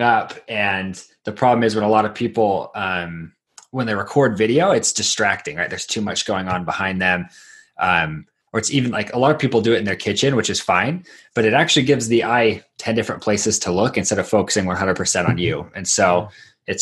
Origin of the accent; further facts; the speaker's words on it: Idaho, United States; also born or lived in Southern Mexico; I grew up in Idaho